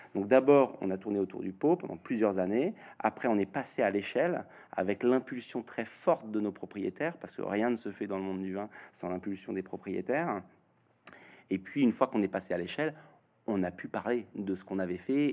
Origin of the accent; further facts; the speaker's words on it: Normandy, France; je suis normand.